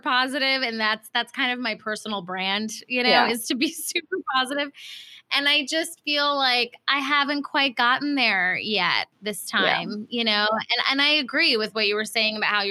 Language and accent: English; Ohio, United States; moved away; also born or lived in Cairo, Egypt / Singapore; I grew up in Ohio. I also lived in Cairo and Singapore when I was really young.